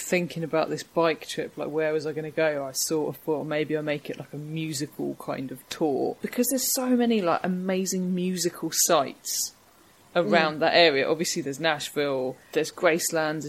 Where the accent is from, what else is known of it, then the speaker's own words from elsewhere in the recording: Harwich, East of England, United Kingdom; I'm from Harwich in Essex